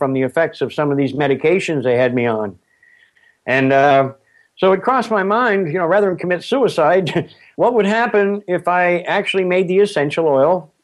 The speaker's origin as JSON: {"language": "English", "town": "Springhill", "region": "Nova Scotia", "country": "Canada", "tie": "born or raised there", "said": "I was born just outside of Spring Hill, Nova Scotia"}